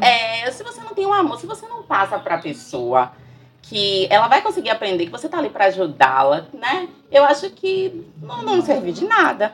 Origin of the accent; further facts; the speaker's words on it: Brazil; nós somos brasileiros, moramos aqui